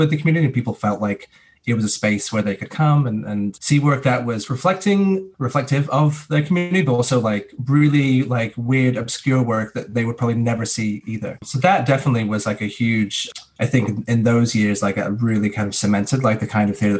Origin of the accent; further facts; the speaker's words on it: England, United Kingdom; moved away; Like I'm a British citizen. I can go back to England for as long as I want.